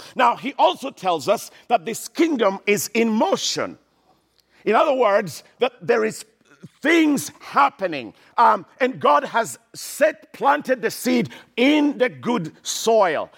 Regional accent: Kenya; I grew up in Kenya, in Eastern Africa, in a small little village in the middle of nowhere

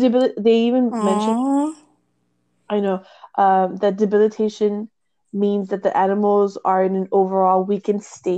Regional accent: near South Padre Island, Texas, United States; a place that's close to my hometown, and it is the Sea Turtle Inc. over by South Padre Island.

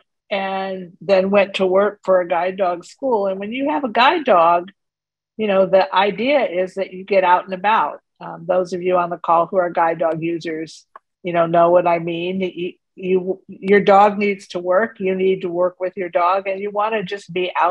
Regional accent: Waukegan, Illinois, United States; also born or lived in Cleveland, Ohio / Pittsburgh / Western New York / New York City; now in Charlotte, United States; I was born in Cleveland, Ohio, and grew up in Waukegan, Illinois

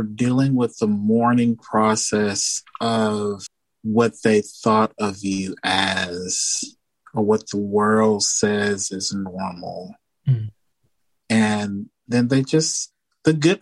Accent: Houston, Texas, United States; I'm from Houston, Texas, so it's not a pedestrian friendly city

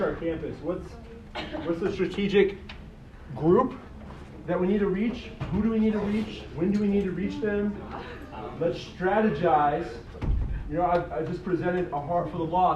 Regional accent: Colorado, United States; I'm from Colorado

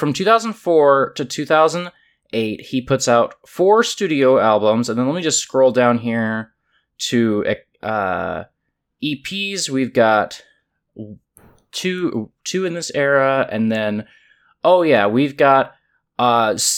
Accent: Kansas City, Missouri, United States; now in St. Louis, United States; being like a white kid growing up in Kansas City

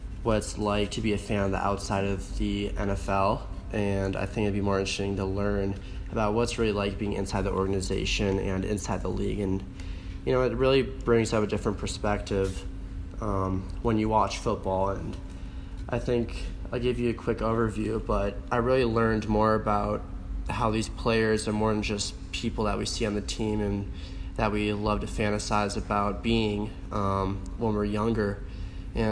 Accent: Madison, Wisconsin, United States; moved away as an adult; now in Boulder, United States; I'm from Madison, Wisconsin, born and raised

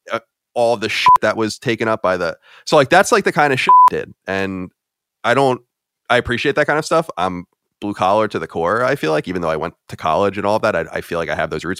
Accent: Long Island, New York, United States; moved away as an adult; also born or lived in Boston; I was born and raised on Long Island, New York

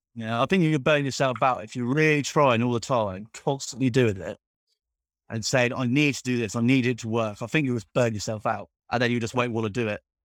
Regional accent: Cornwall, South West England, United Kingdom; I'm from Cornwall

